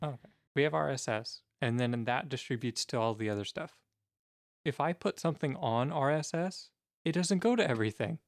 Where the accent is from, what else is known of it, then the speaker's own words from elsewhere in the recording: United States; As an American